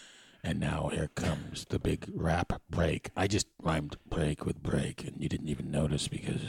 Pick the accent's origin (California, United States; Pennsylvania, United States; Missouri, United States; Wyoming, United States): Wyoming, United States; Pretty good considering I'm from Wyoming. And I'm very white.